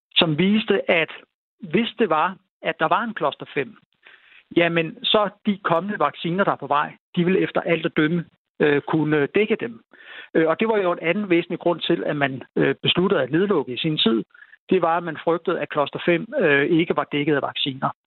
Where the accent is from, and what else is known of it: North Jutland, North Denmark Region, Denmark